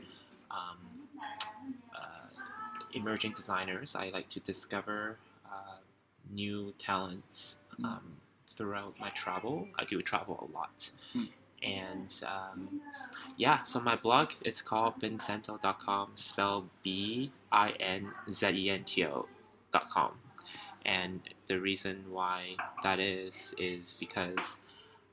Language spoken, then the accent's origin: English; Canada; I am from Canada